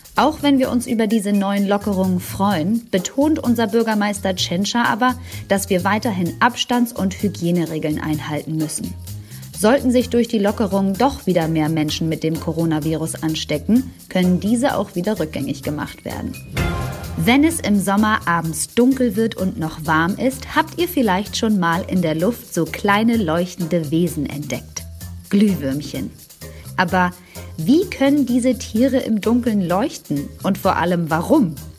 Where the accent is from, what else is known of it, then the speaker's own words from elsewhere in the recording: Germany; Bei uns in Deutschland